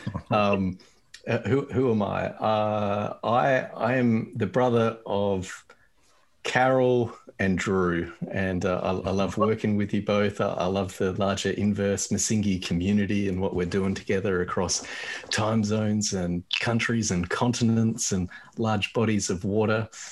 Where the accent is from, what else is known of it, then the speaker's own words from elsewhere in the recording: Australia; I grew up in Australia and I grew up white in Australia